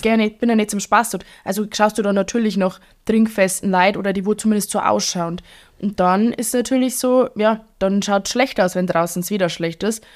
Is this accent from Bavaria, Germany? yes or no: yes; Bavaria, Germany; accent: Bavarian; ich doch ein bisschen stärkeres Bayerisch sprich als ihr